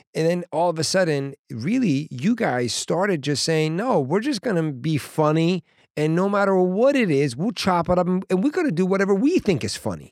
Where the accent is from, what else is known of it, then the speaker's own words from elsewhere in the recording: Washington, District of Columbia, United States; moved away; I go to D C, which is my hometown, my mom and my family